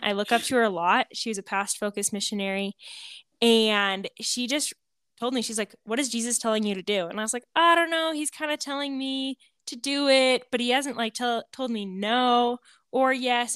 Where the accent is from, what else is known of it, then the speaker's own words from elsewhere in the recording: Montana, United States; moved away as an adult; also born or lived in Kansas; now in Hays, Kansas, United States; I Am a Montana girl, born and raised in Montana